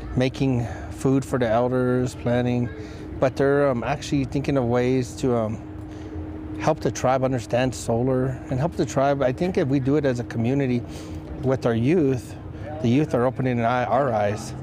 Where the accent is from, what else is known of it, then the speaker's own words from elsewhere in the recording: New Mexico, United States; that's who we are as New Mexicans.